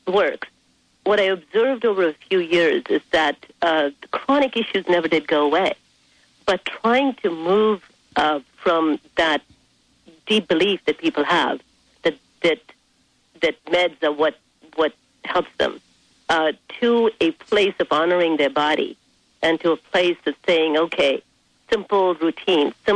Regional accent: India; moved away as an adult; now in United States; I was raised in India for 17 years of my life

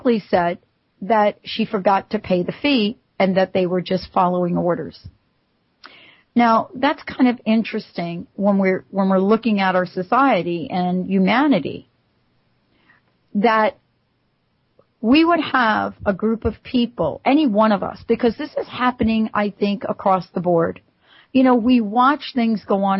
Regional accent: New York, United States; I'm from New York

